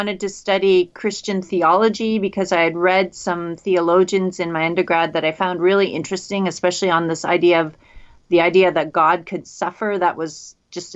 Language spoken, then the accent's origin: English; Canada; also born or lived in Minnesota, United States / Washington State, United States; I'm Canadian. Did all my studies in Canada